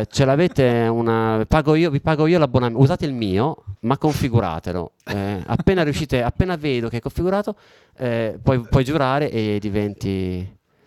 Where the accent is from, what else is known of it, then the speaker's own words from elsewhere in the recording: Italy; accent: Italian; moved away as an adult; also born or lived in London, United Kingdom; sono cresciuto, nato e cresciuto in Italia, ho vissuto qua fino a oltre 30, fino a 35 anni